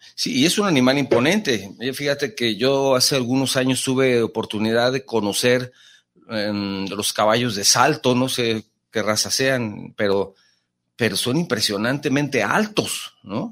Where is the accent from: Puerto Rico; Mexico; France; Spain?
Mexico; also born or lived in Jalisco; aquí en Jalisco pues tenemos charros y tenemos mariachi, tenemos tequila y son parte de la identidad de, nuestra cultura como mexicanos